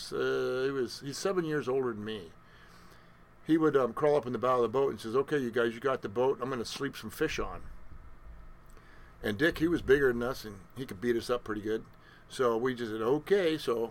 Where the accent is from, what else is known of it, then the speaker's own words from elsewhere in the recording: McMinnville, Oregon, United States; I was born in 1955 in McMinnville, Oregon